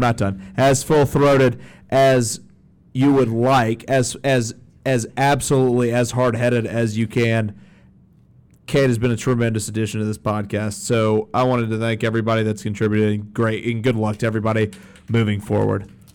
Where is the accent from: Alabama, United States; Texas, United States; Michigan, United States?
Alabama, United States; I grew up Jewish in Alabama